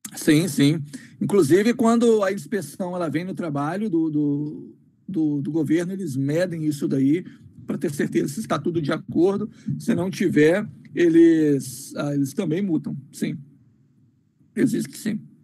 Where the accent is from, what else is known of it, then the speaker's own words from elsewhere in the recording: Colatina, Espírito Santo, Brazil; moved away as an adult; now in United States; sou nascido e criado no Brasil, pois me vi lá até os 18 anos de idade